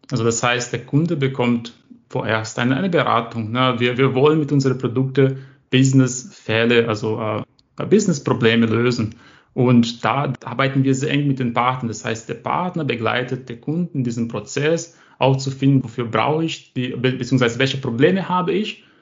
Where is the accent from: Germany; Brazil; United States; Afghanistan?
Brazil; German is a second language; So, also ich komme aus Brasilien